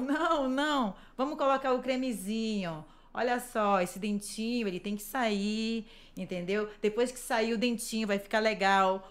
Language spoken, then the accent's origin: Portuguese; Brazil; moved away; como boa brasileira